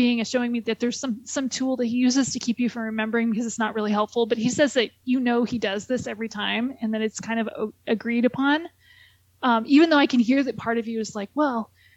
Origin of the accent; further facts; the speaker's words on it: Southern California, United States; I'm from Southern California